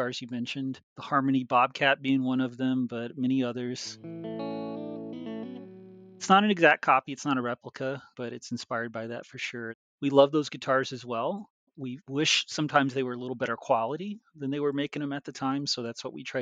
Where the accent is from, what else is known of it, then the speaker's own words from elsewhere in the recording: East Texas, United States; I'm originally from there. I was born and raised in East Texas